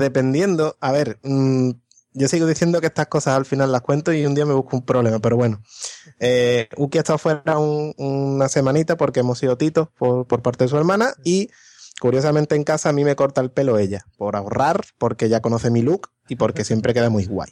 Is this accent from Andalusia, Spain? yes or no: yes; Morón de la Frontera, Andalusia, Spain; moved away as an adult; vengo de un pueblo en el que o te gustaba la Semana Santa o te gustaba el fútbol